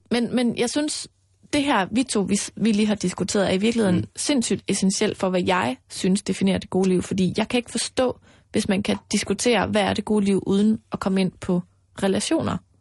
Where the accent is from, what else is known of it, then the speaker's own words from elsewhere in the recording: Denmark; her hjemme i Danmark